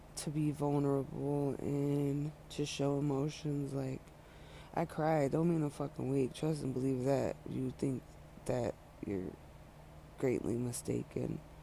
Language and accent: English; Montana, United States; moved away as an adult; also born or lived in California, United States / Colorado, United States; now in Denver, United States; the move when I was young from California to Montana